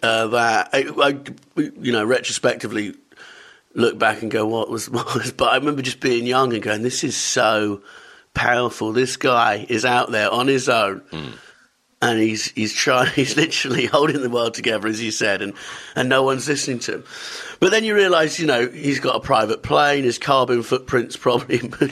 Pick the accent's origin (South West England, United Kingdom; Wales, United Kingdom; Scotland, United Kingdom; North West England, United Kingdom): South West England, United Kingdom; Totnes; also born or lived in Camberwell, London; I grew up in London and moved to Devon when I was 10